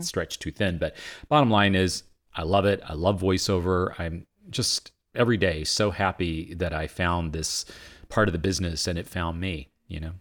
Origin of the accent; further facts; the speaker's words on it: Vinton, Virginia, United States; moved away as an adult; also born or lived in Boston; I grew up in Virginia